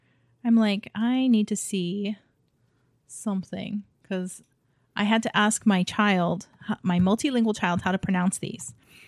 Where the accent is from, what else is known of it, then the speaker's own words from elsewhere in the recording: Hawaii, United States; When I was growing up in Hawaii, we had some really small little hole in the wall.